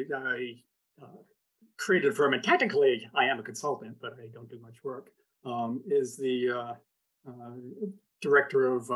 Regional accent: Fall River, Massachusetts, United States; moved away; also born or lived in Washington, D.C.; I grew up in Massachusetts, in Fall River, Massachusetts, most famous for Lizzie Borden's 40 and 41 Wax.

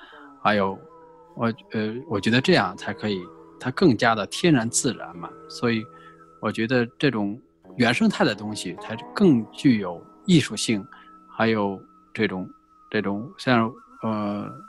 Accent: Guizhou, China; born there; 贵州啊，它又有龙吟的感觉，那个那个感觉啊，也可能啊是神秘的声音啊，所以所以我是出生在那个地方，然后从小我是。

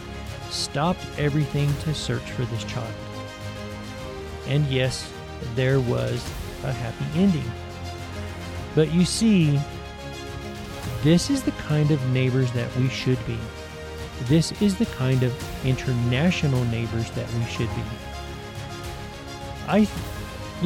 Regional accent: Tennessee, United States; moved away; also born or lived in St. Kitts; when I was growing up in Tennessee

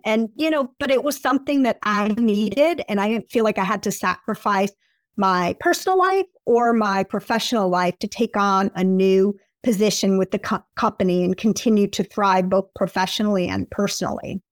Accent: Appleton, Wisconsin, United States; moved away as an adult; also born or lived in Michigan / New York / Washington, D.C.; I grew up in Appleton, Wisconsin. The accent comes out when I say Wisconsin

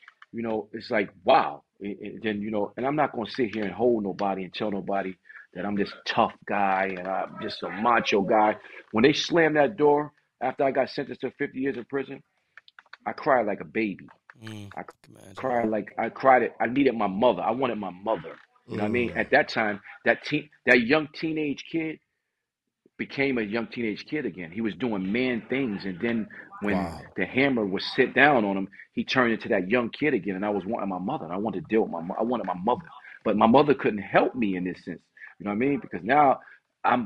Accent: New Haven, Connecticut, United States; I'm from New Haven, Connecticut, born and raised

